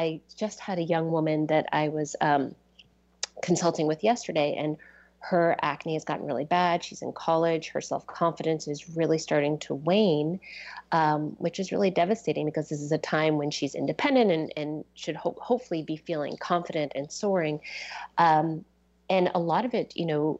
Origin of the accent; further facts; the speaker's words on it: East Coast, United States; moved away as an adult; now in Seattle area, United States; I grew up on the East Coast